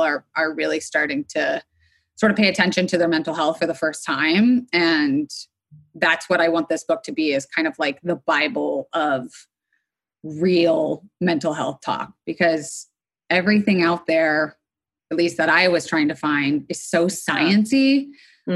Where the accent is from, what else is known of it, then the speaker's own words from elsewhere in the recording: Florida, United States; also born or lived in New York City, United States; now in Los Angeles, United States; I am living in Los Angeles, though I was sort of formed and raised on the East Coast between Florida and then eventually I went up to New York City.